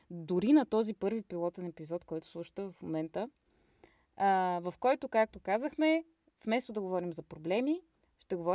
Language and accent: Bulgarian; Stara Zagora, Stara Zagora Province, Bulgaria; now in Berlin, Germany; От Стара Загора. На колко години си? На 27 и една седмица.